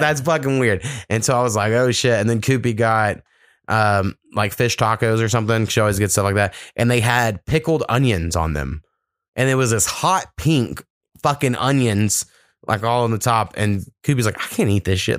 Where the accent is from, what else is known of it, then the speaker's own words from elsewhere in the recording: United States; my grandfather, who lives in Warriga, my hometown